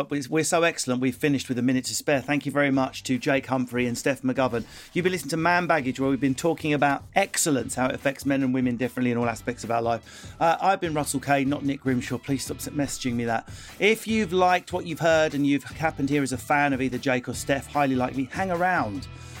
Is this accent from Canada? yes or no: no; United Kingdom; because we're British, we quite like someone excellent, but she's got a wonky tooth